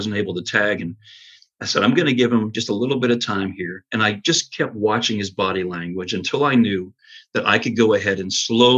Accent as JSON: {"language": "English", "town": "Rocky Grove", "region": "Pennsylvania", "country": "United States", "tie": "born or raised there", "moved": "as an adult", "lives_now": "Anderson, United States", "said": "I grew up in Pennsylvania, a little town called Rocky Grove"}